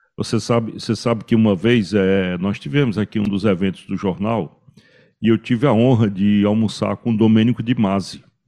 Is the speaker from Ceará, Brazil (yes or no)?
yes; Cariri, Ceará, Brazil; eu como caririense da Gema